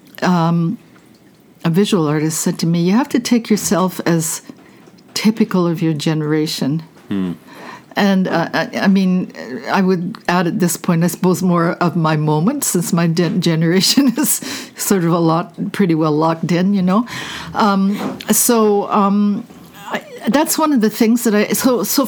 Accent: Canada; moved away as an adult; also born or lived in New York; I'm a Canadian

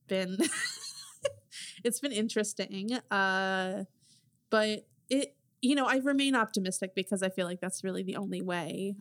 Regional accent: New Jersey, United States; I'm from New Jersey

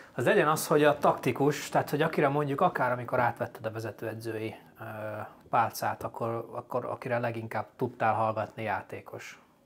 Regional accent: Upper Hungary, Felvidék, Slovakia; felvidéki magyarként

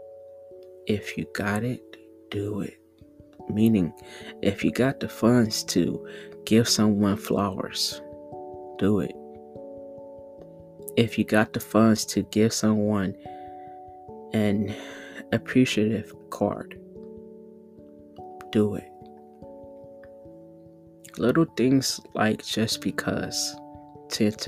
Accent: the South, California, United States; also born or lived in Southern United States; Born and raised out of California, but I was raised around the South

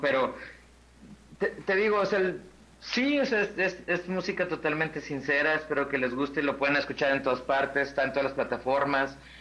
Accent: Guadalajara, Jalisco, Mexico; now in Mexico City, Mexico; Yo soy de acá de Guadalajara, pero vivo allá

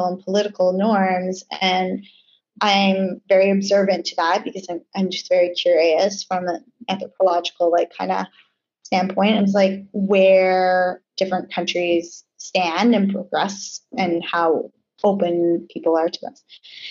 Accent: Canada; moved away as an adult; also born or lived in New York; now in Bahamas; growing up in Canada, we're so multicultural

